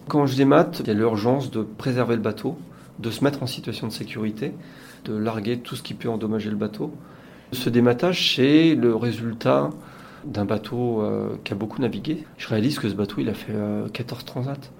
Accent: Saint-Malo, Brittany, France; je suis originaire de Saint-Malo

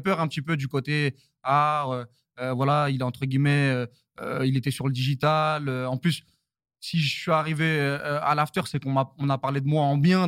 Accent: Saint-Denis, Île-de-France, France; je viens de Saint-Denis. Euh, euh, je, suis, parisien

